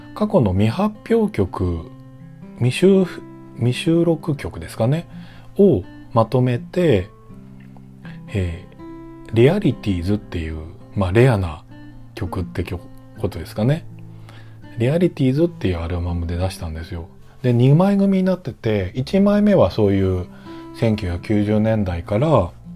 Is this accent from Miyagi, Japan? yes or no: no; Ota, Tokyo, Japan; 僕のその生まれ育った大田区っていう東京都の大田区